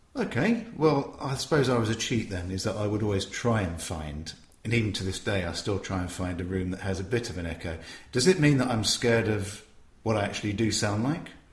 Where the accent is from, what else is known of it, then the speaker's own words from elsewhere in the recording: Tunbridge Wells, South East England, United Kingdom; my hometown of Tunbridge Wells